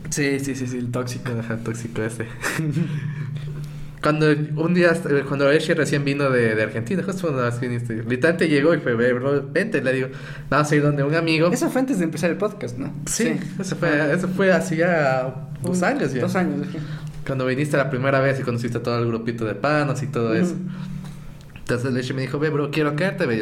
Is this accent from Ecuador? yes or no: yes; Santo Domingo, Santo Domingo de los Tsáchilas, Ecuador; also born or lived in Quito, Ecuador; Santo Domingo es la, mezcla, de todo. Pero es que yo soy de Quito, pero vivía ah, toda, la vida en, Santo Domingo. Chico quiteño.